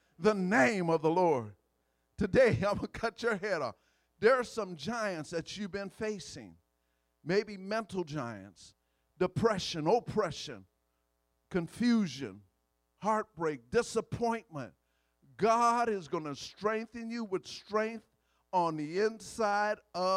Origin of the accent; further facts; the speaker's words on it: Louisiana, United States; I'm from Louisiana